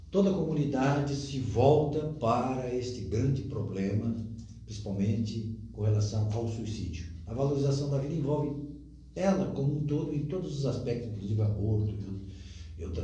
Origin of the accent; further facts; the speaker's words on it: Santa Catarina, Brazil; eu, o Edson, que somos é, criados aqui, né, que viemos depois